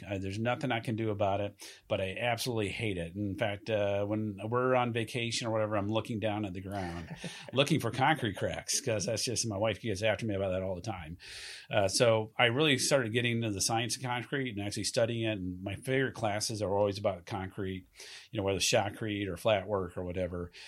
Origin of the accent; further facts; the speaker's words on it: Southeast, United States; moved away as an adult; also born or lived in Camp Pendleton, California; now in California, United States; I'm originally from the Southeast